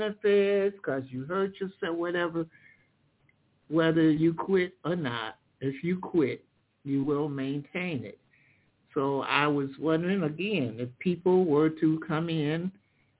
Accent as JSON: {"language": "English", "region": "Michigan", "country": "United States", "said": "In Michigan, I'm from Michigan, so I use Michigan laws"}